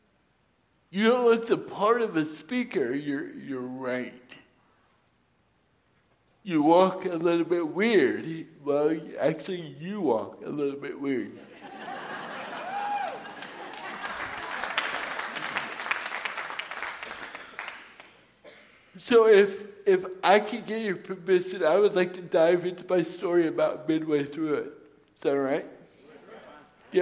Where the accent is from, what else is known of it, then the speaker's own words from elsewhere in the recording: Suisun City, California, United States; moved away as an adult; I was born and raised in Susun City.